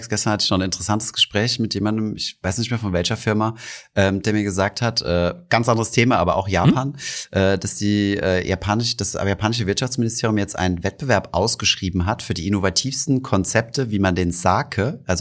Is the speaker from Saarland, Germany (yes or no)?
yes; Saarbrücken, Saarland, Germany; In, in meiner Heimat.